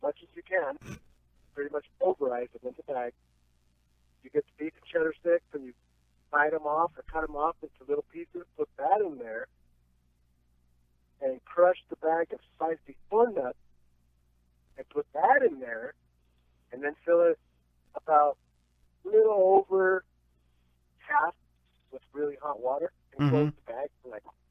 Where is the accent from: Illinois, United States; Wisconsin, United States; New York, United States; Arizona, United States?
Arizona, United States; Phoenix; I grew up in the Phoenix area